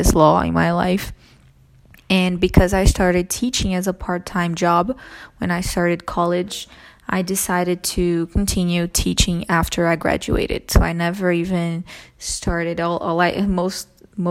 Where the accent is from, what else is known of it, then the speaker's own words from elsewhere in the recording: Brazil; English is a second language; I'm from Brazil, and I've been an English teacher